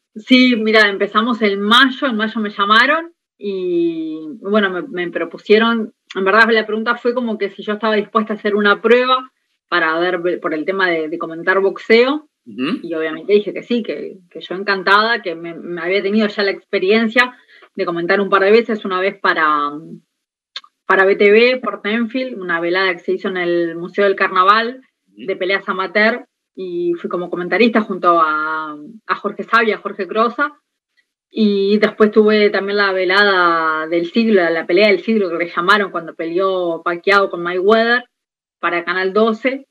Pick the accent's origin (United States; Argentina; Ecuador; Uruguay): Uruguay; Montevideo; yo soy de La Teja